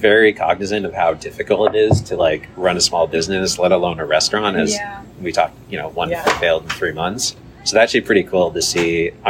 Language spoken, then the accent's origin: English; Cupertino, California, United States; I grew up in Cupertino, which is a suburb.